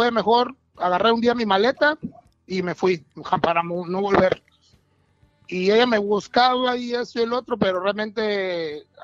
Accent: Veracruz, Mexico; Soy de Veracruz, vengo de, Veracruz, del mero puerto de Veracruz.

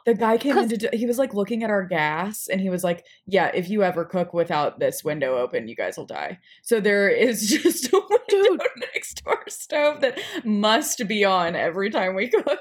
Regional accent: Nashville, Tennessee, United States; I'm from Nashville

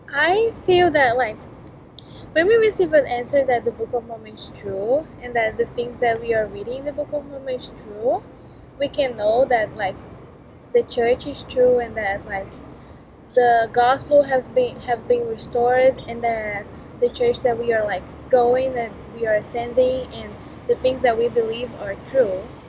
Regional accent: Brazil; English is a second language; moved away as an adult; now in United States; I'm from Brazil.

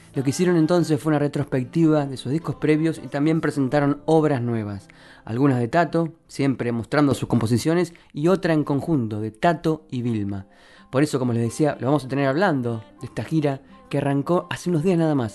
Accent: La Plata, Buenos Aires Province, Argentina; platenses como yo, pero sí desde mi ciudad natal

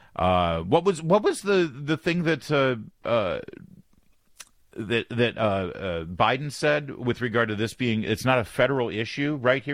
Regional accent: Newport Beach, California, United States; also born or lived in Detroit, Michigan; now in Washington, D.C., United States; I grew up in Newport

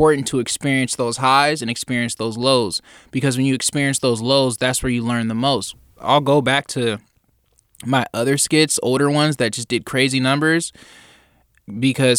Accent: Union City, California, United States; I grew up in Union City

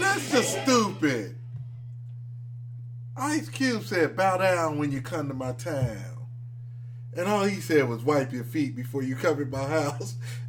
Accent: Detroit, Michigan, United States; And this is I'm from Motor City.

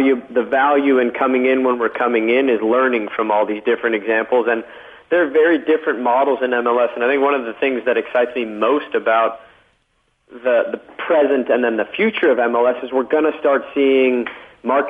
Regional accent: Los Angeles, California, United States; growing up in LA 20 years ago

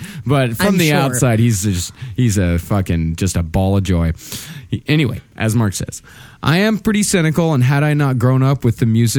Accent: South Africa; now in Toronto, Canada; I now live in Toronto since 2000. Yes, with that goofball embarrassment of a mayor, but I grew up in South Africa.

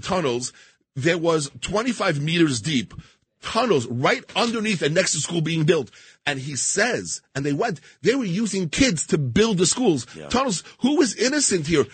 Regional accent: New York City, New York, United States; I grew up in Queens, New York

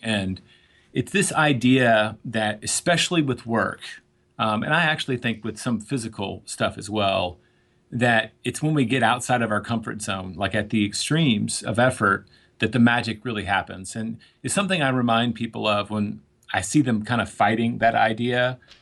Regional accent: Tennessee, United States; moved away; also born or lived in New York; growing up in Tennessee

